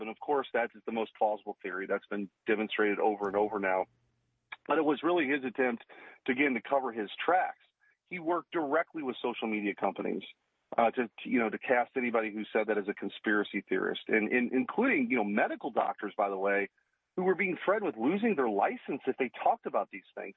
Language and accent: English; Missouri, United States; in Missouri, in my home state